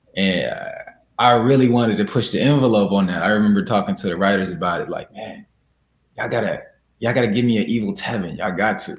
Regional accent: Chicago, Illinois, United States; also born or lived in Springfield, Illinois; I'm from Chicago. I was born in Chicago, Illinois. And I went to school there

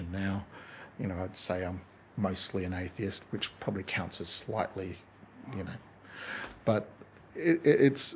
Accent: Tasmania, Australia; now in Toowoomba, Australia; I grew up in Tasmania

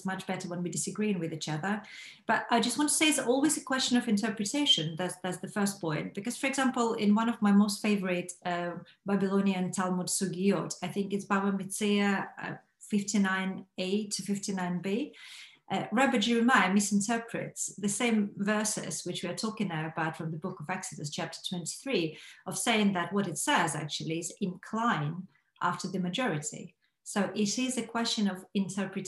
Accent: Belarus; Being a person who was born and raised in Belarus

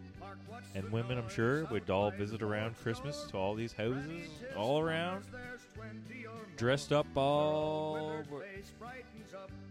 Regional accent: Newfoundland and Labrador, Canada; we are from Newfoundland

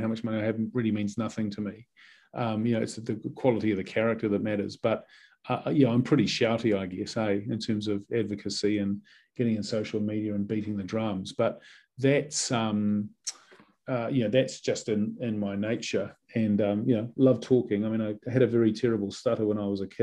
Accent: New Zealand; moved away as an adult; also born or lived in England / New York; I was a proud Kiwi

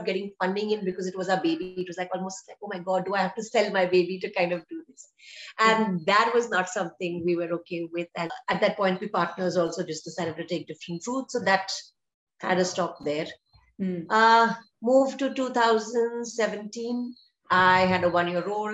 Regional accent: Chennai, Tamil Nadu, India; moved away as an adult; now in Bangalore, India; I am from Chennai

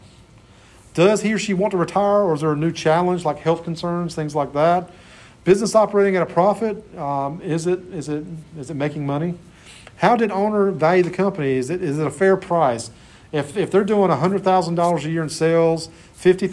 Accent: Clinton, North Carolina, United States; There's a great little restaurant in my hometown, Clinton, called Jennifer's Grill.

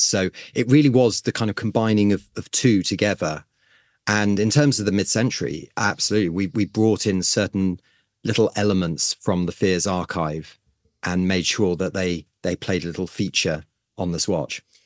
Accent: United Kingdom; as a Brit

